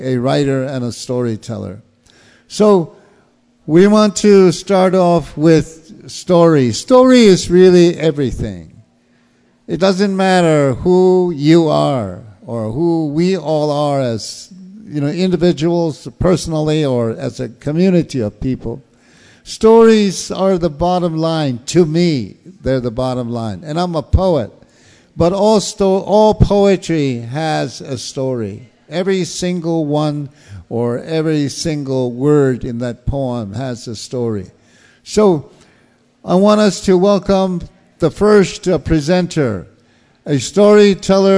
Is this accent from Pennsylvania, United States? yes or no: no; Acoma Pueblo, New Mexico, United States; also born or lived in Tucson, Arizona; now in Tempe, United States; I'm from Aco or Acoma Pueblo in New Mexico, but I live in Tempe, up in Phoenix